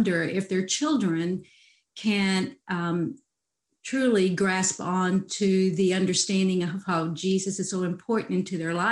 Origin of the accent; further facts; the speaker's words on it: Fort Worth, Texas, United States; also born or lived in San Antonio, Texas; We were Hispanic growing up in San Antonio, and we didn't have much. But we moved to Fort Worth